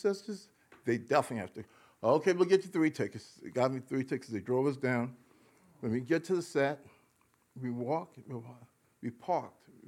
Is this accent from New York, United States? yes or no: yes; New York City, New York, United States; we grew up primarily in the Bronx